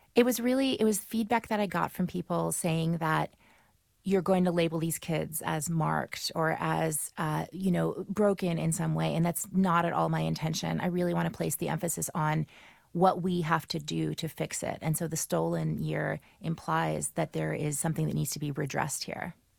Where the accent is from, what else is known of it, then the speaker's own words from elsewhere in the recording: New Orleans, Louisiana, United States; moved away as an adult; now in Brooklyn, United States; my hometown in New Orleans